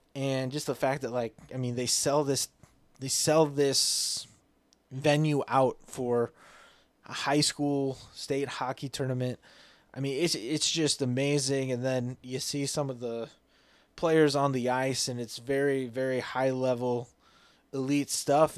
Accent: Iowa, United States; moved away as an adult; now in Mankato, United States; Growing up in Iowa

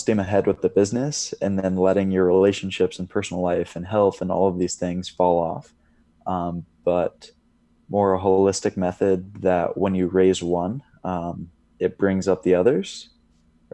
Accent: Indiana, United States; moved away; also born or lived in Colorado; from Indiana, and then I just got out here maybe a week ago

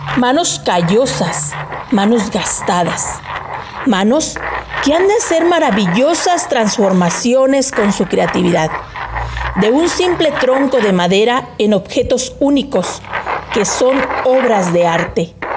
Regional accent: Guanajuato, Mexico; also born or lived in Apaseo el Grande; nuestros artesanos guanajuatenses

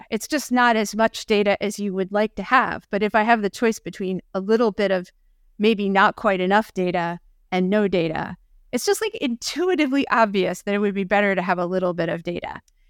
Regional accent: Philadelphia, Pennsylvania, United States; As a Philadelphian

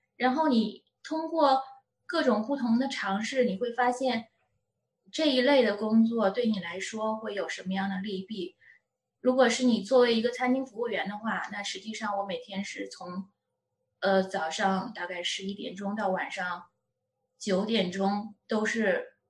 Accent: China; moved away as an adult; 我作为一个中国人

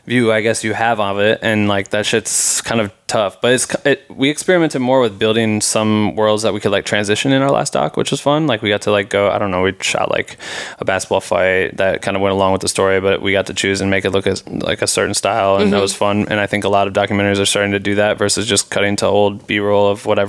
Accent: Iowa, United States; I'm from Iowa

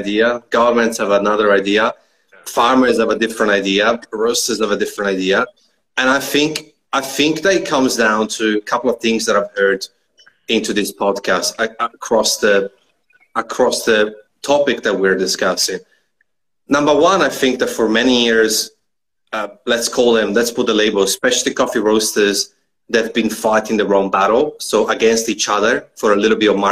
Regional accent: Italy; moved away as an adult; I used to trade wine about 10 years ago back in my hometown in Italy.

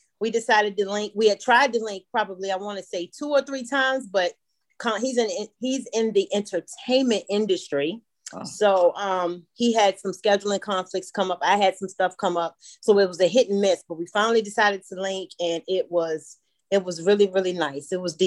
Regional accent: Richmond, Virginia, United States; moved away as an adult; now in Atlanta, United States; I'm originally from Virginia, Richmond, Virginia, but I'm living in Atlanta. Been in Atlanta like, 13 years about

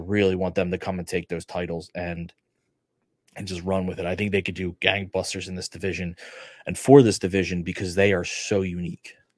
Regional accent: United States; I'm an American

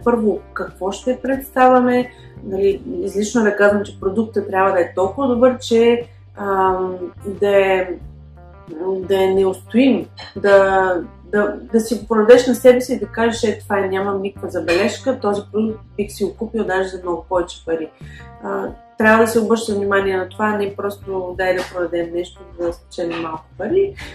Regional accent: Pleven, Pleven Province, Bulgaria; moved away as an adult; now in Barcelona, Spain; от Плевен съм, но живея в Барселона от 2009 година, вече 11 е година.

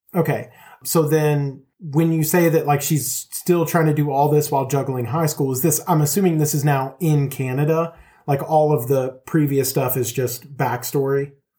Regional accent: Longview, Texas, United States; we grew up in a town in Texas called Longview

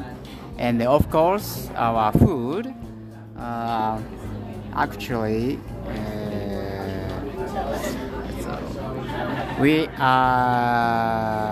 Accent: Osaka, Japan; English is a second language; moved away as an adult; now in Toronto, Canada; I'm from the second biggest the city in Japan called Osaka.

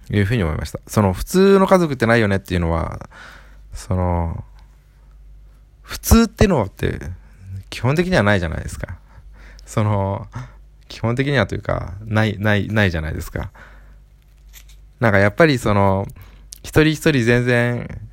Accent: Aichi, Japan; 愛知県生まれってことなので、まあ出身同じなんで

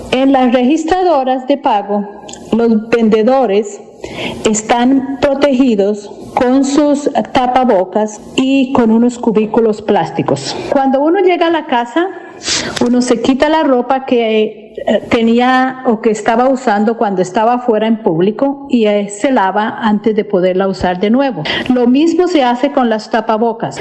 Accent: Santander, Colombia; moved away as an adult; also born or lived in Puerto Rico; now in Texas, United States; atleta santandereana que salió de Colombia con una beca para adelantar estudios en Puerto Rico y que ahora vivo en Texas, Estados Unidos

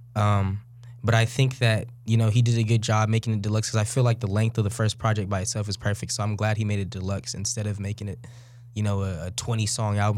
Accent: Bay Area, California, United States; now in Sacramento, United States; we we live in Sacramento. I'm from the Bay Area.

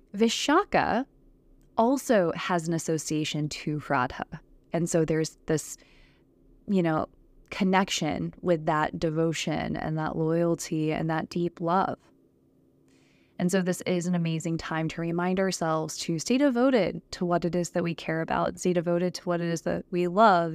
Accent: Texas, United States; I'm from Texas. I've lived in Texas for several years

